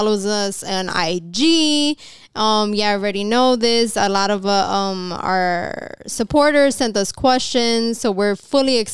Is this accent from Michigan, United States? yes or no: no; New York, United States; we're from New York. So we have like more of a harder shell sometimes